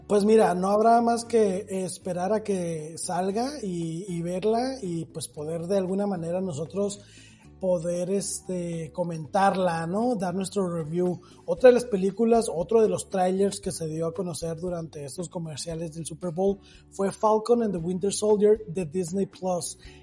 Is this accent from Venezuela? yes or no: no; Mexico; soy latino pues mira, de México para el mundo